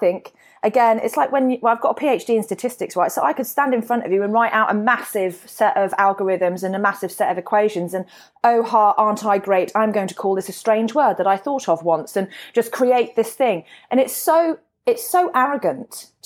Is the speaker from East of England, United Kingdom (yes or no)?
no; Warwickshire, West Midlands, United Kingdom; moved away as an adult; also born or lived in Perth, Australia; now in Brisbane, Australia; I'm from Shakespeare's County